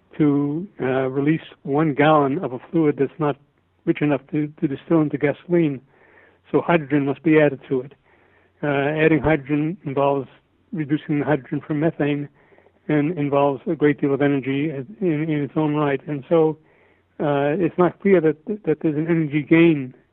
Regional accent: United States; we Americans

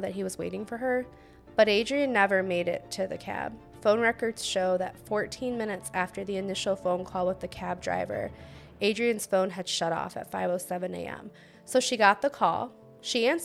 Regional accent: Ohio, United States; I'm from Ohio. We don't have

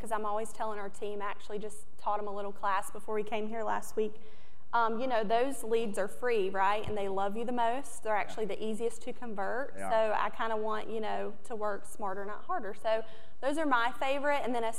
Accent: New Bern, North Carolina, United States; I'm from New Bern, North Carolina. It's Eastern North Carolina, really small town.

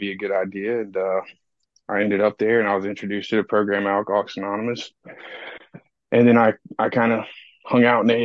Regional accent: Fayetteville, North Carolina, United States; moved away; I'm from Fayetteville, North Carolina

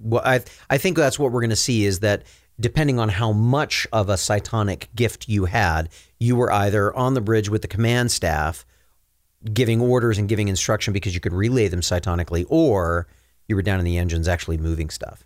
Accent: Minnesota, United States; now in Utah, United States; growing up in Minnesota

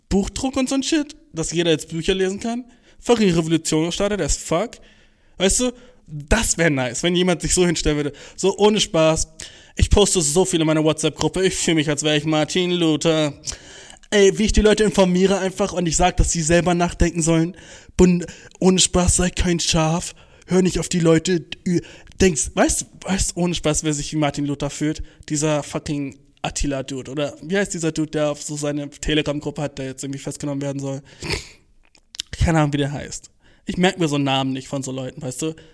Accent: Turkey; ey Bruder, ich bin Türke.

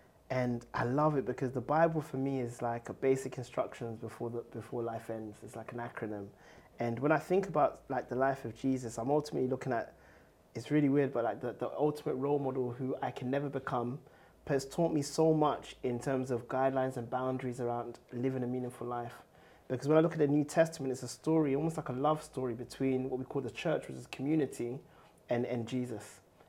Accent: Ghana; now in United Kingdom; You know, I come from Ghana, who gained independence in 1957

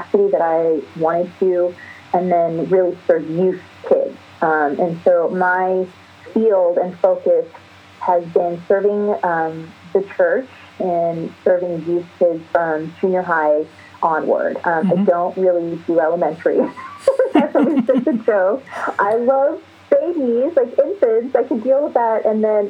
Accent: East Coast, United States; also born or lived in New York / Philadelphia; now in Los Angeles, United States; Born in Los Angeles, then moved to the East Coast. So I grew up really during my formative years on the East Coast in New York and Philly

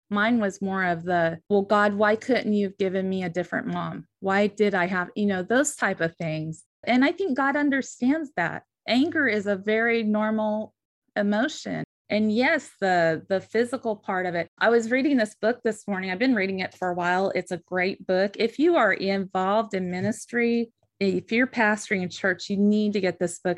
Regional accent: the West, United States; born or raised there; now in Southern United States

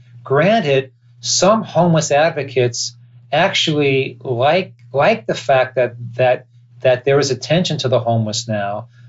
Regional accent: California, United States; I'm a Californian and I'm an American.

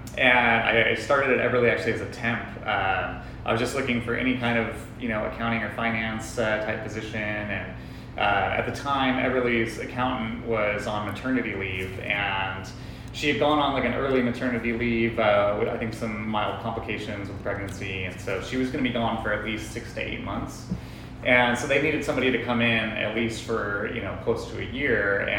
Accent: Oxnard, California, United States; moved away as an adult; also born or lived in Riverside, California; now in Paso Robles, United States; So I grew up in Oxnard, Ventura area. I went to school in Riverside and then moved up to Paso after college.

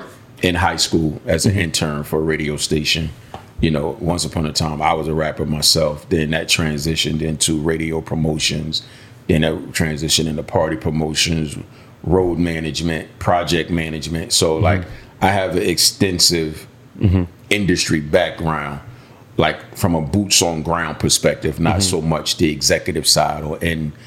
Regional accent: Philadelphia, Pennsylvania, United States; moved away as an adult; also born or lived in Georgia; now in Miami, United States; raised in Philadelphia. Been in Miami since 08.

